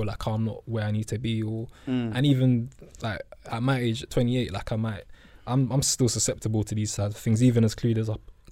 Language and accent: English; London, United Kingdom; we're two guys from South London.